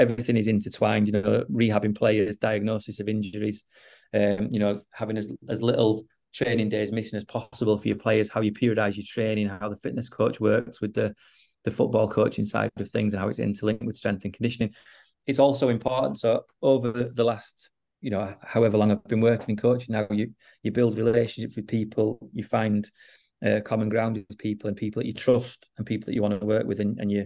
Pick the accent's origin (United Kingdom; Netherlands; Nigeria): United Kingdom; Huddersfield, Yorkshire and the Humber; moved away as an adult; also born or lived in Sweden; I was born and brought up in Huddersfield